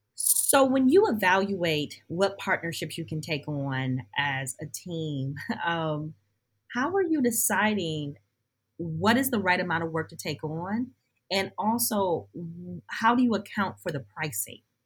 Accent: Detroit, Michigan, United States; my hometown, the place where I live, Detroit

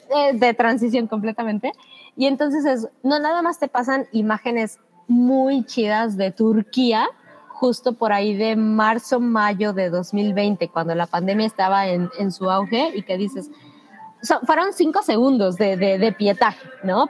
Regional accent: Mexico; como mexicanos en nuestro caso

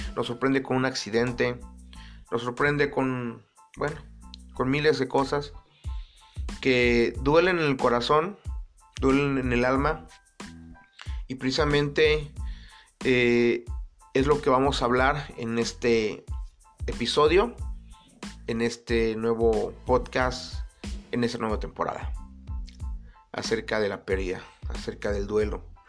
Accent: Acapulco, Guerrero, Mexico; nací en Acapulco Guerrero, en una familia yo creo que normalmente disfuncional. Y digo normalmente disfuncional porque no hay familia perfecta. No hay familia normal, entre comillas. Actualmente menos. Pero era buena, era buena esa familia normalmente disfuncional. Eh, ahí crecí

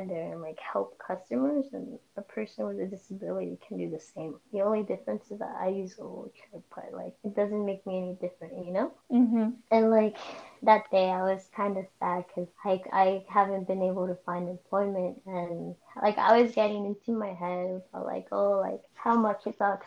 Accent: Cuautitlán Izcalli, State of Mexico, Mexico; moved away; I was born in Mexico in a pueblo called Itzcali

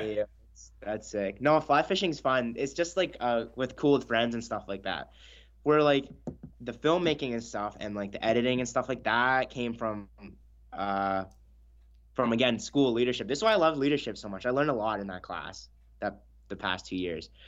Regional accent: Houston, British Columbia, Canada; we grew up in a really small town in northern B C

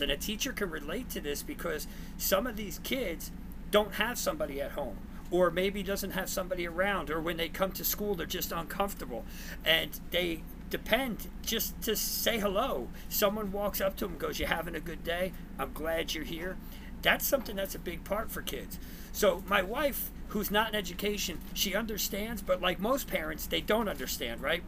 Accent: New Jersey, United States; now in Texas, United States; I'm originally from Jersey, so you'll see the chain and my, my you know accent

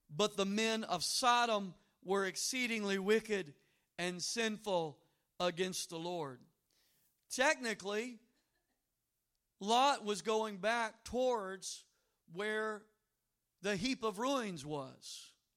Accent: Louisiana, United States; I'm from Louisiana

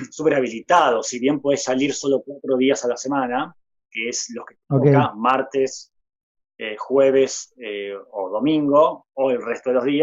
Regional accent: Buenos Aires, Argentina; also born or lived in Jujuy; Estoy en Buenos Aires, sí, soy, soy jujeño, eh, criado en, Buenos Aires.

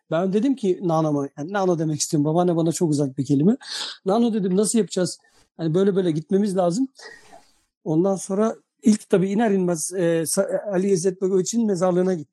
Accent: Novi Pazar, Šumadija and Western Serbia, Serbia; Ben Adapazarı'na çok uzak değilim. Ben Novi Pazarlıyım.

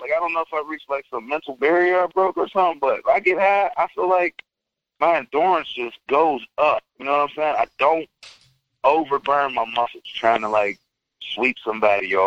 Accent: Pittsburgh, Pennsylvania, United States; moved away; I'm from Pittsburgh

